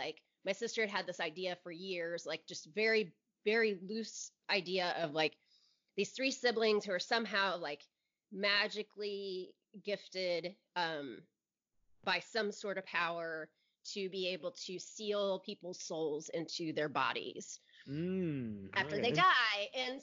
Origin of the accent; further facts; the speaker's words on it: Indianapolis, Indiana, United States; It's the first one I've ever been to that wasn't in my hometown.